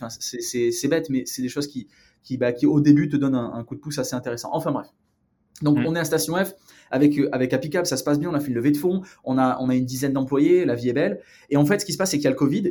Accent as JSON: {"language": "French", "region": "Provence-Alpes-Côte d'Azur", "country": "France", "tie": "born or raised there", "moved": "as an adult", "lives_now": "Los Angeles, United States", "said": "je viens du sud de la France, une petite ville euh, qui s'appelle carillon qui est pas très loin de, entre Marseille et Aix-en-Provence."}